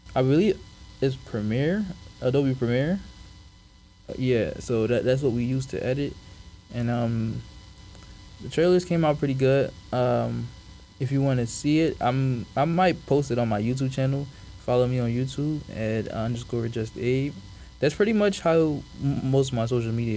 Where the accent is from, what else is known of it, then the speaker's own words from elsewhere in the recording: Philadelphia, Pennsylvania, United States; also born or lived in Africa / Rhode Island; around like third grade, I moved to Philly, where I was raised